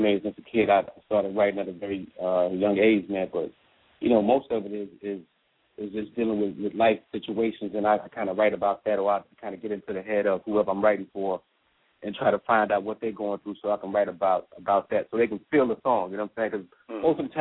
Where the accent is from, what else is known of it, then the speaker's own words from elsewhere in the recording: Chicago, Illinois, United States; growing up in Chicago